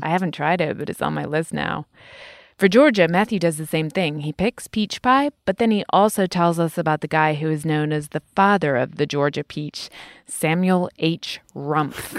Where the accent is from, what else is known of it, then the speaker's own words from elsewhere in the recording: United Kingdom; Being British